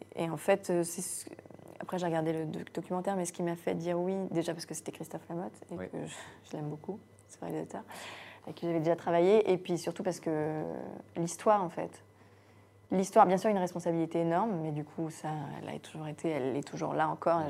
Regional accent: Guérande, Pays de la Loire, France; also born or lived in Morbihan; je suis née dans le Morbihan, mais j'ai grandi à Guérande

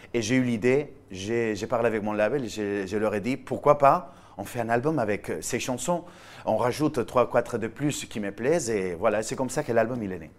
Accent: Villajoyosa, Valencian Community, Spain; accent: Spanish; French is a second language; moved away as an adult; now in France; Je viens d'Alicante, je viens d'une petite ville au bord de la mer en Espagne qui s'appelle Villajoyosa.

